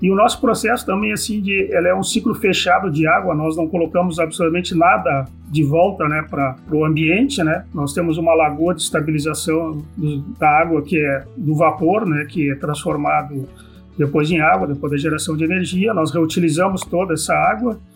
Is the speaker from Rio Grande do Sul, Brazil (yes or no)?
yes; São Sepé, Rio Grande do Sul, Brazil; eu, como sou natural de São Cepé